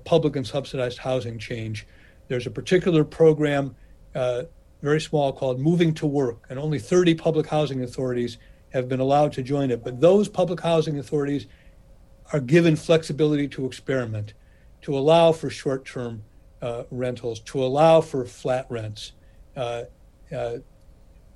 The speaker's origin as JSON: {"language": "English", "town": "Cleveland", "region": "Ohio", "country": "United States", "tie": "born or raised there", "said": "my hometown of Cleveland"}